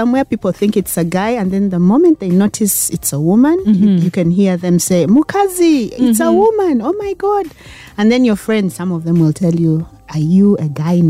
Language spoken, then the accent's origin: English; Entebbe, Central Region, Uganda; born or raised there; also born or lived in Kampala